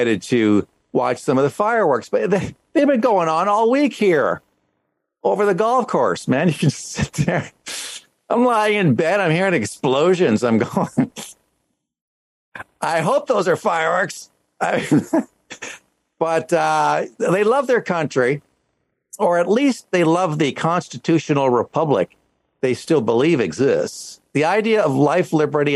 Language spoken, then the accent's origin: English; Canada; moved away as an adult; now in United States; I'm Canadian.